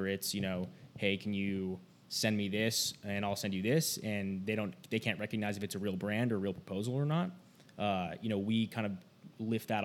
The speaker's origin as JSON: {"language": "English", "town": "Logan", "region": "Utah", "country": "United States", "said": "I'm from Logan, Utah, up at, you know, home of Utah State University"}